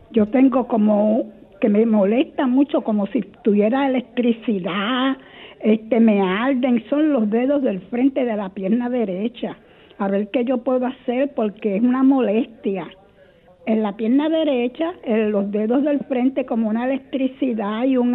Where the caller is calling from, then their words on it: Carolina, Puerto Rico; Buenos días, Dios les bendiga a todos.